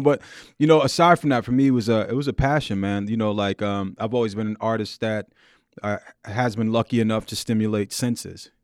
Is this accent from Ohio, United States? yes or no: no; New York City, New York, United States; Born and raised in Queens, mm-hmm. in uh, Jamaica, Queens, South Jamaica, Queens